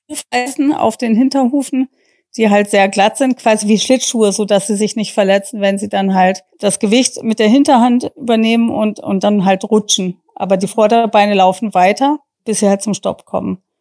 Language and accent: German; Germany; dass wir als Deutsche das vorstellen durften, obwohl ja eigentlich Reining seine Heimat in den USA hat.